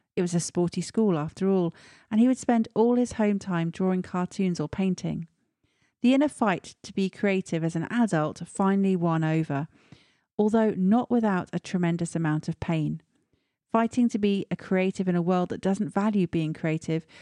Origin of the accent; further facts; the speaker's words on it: Stratford-upon-Avon, West Midlands, United Kingdom; moved away; my hometown of Stratford-on-Avon